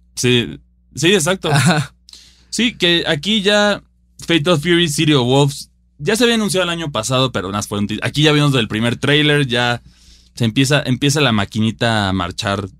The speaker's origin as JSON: {"language": "Spanish", "country": "Mexico", "said": "yo como jugador mexicano"}